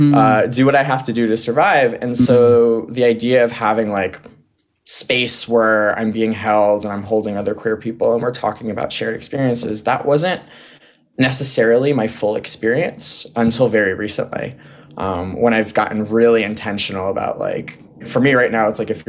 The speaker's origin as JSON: {"language": "English", "area": "Westchester County", "region": "New York", "country": "United States", "tie": "born or raised there", "also_born_or_lived": "San Diego, California", "said": "back to New York, where I grew up in Westchester"}